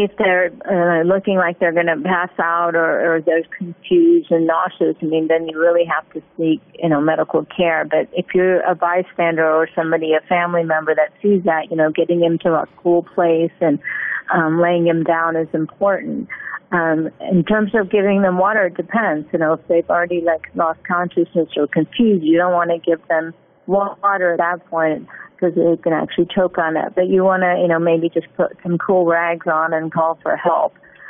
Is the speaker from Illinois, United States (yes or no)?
yes; Illinois, United States; also born or lived in Ohio; Well, new thing when I moved down, because I'm from Illinois and Ohio